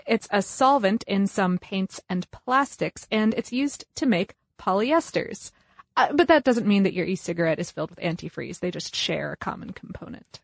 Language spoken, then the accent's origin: English; United States; we're from the United States